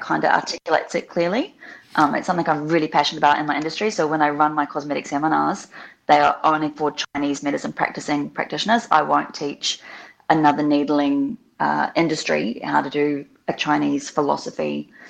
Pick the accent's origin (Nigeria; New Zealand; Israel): New Zealand; also born or lived in Australia; now in Melbourne, Australia; I grew up in New Zealand. Um, I have had a, some of my childhood in Australia as well.